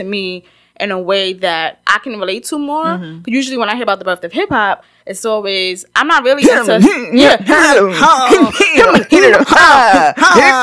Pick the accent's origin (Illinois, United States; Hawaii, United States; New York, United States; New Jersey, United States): New York, United States; New York City; I'm from the Bronx.